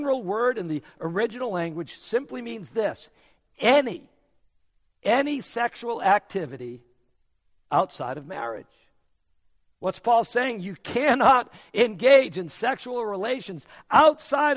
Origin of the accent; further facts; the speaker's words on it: New England, United States; now in South Florida, United States; I come from New England